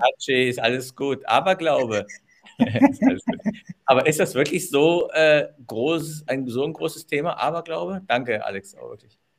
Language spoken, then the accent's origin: German; Düsseldorf, North Rhine-Westphalia, Germany; moved away; in meiner Geburtsstadt